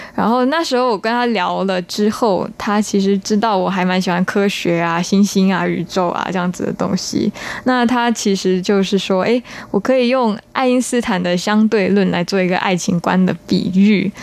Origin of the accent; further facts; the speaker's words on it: Singapore; 我是新加坡人，然后我们是英，英语系国家